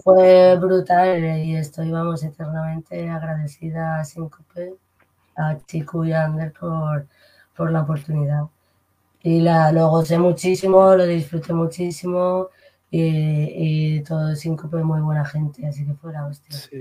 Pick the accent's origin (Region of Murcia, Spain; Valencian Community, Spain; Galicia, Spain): Valencian Community, Spain; Alicante; moved away as an adult; now in Madrid, Spain; soy de Alicante y nada, me fui con pues ya llevo en Madrid unos 16 años